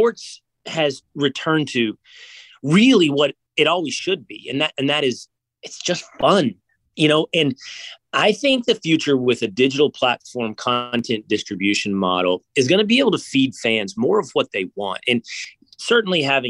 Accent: outside of Dallas, Texas, United States; moved away as an adult; I grew up outside of Dallas

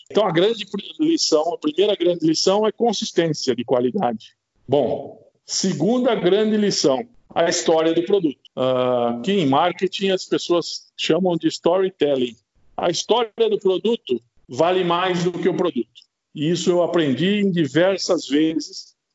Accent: Brazil; a gente, como brasileiro

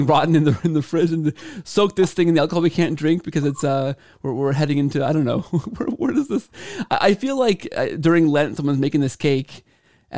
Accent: Canada; I grew up in Canada, so I took French all the way through high school and into university

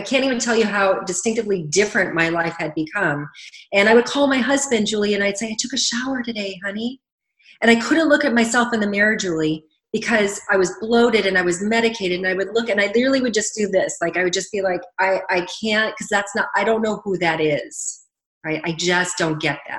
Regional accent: Cleveland, Ohio, United States; moved away; also born or lived in Canada; I was born and raised in Cleveland, Ohio, and spent all my summers in New York City

